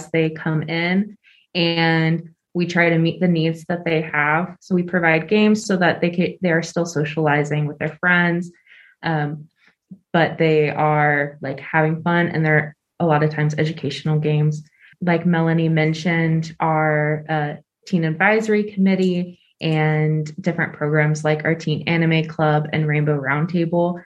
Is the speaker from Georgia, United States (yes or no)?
yes; Gwinnett County, Georgia, United States; I grew up in Gwinnett. I went to Berkmar High School